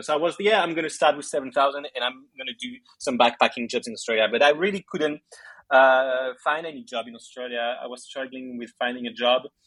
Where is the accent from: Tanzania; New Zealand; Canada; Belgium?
Belgium; I was born in Belgium. My parents are Greek, so I grew up with a very uh, Greek culture, and every summer we would go and spend the holidays in Greece